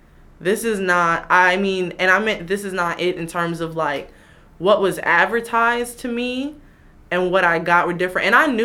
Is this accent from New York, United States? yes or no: yes; Queens, New York, United States; I am from Queens.